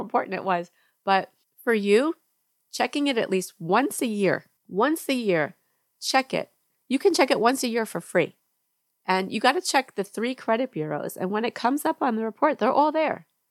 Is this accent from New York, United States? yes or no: yes; New York, United States; moved away as an adult; now in Georgia, United States; I grew up in New York, and now I live in Georgia